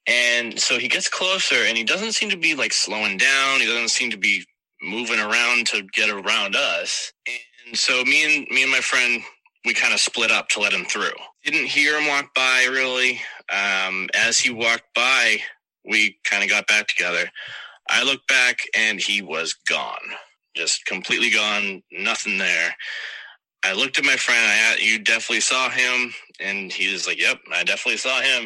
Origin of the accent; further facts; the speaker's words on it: South Shore, Massachusetts, United States; accent: Boston; I am from South Shore, Mass, and I do sometimes have a Boston accent